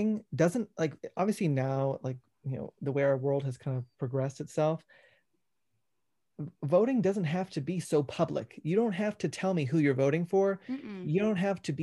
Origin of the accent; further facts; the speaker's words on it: Georgia, United States; I grew up in Georgia